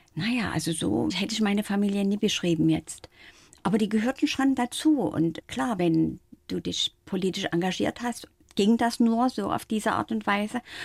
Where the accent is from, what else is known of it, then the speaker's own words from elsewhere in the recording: Dresden, Saxony, Germany; moved away; also born or lived in Frankfurt am Main; damals in meiner Heimat in Dresden